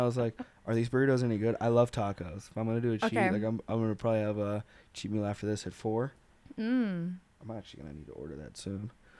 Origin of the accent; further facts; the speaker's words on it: Arkansas, United States; Growing up in Arkansas, they had vanilla ice cream sandwiches.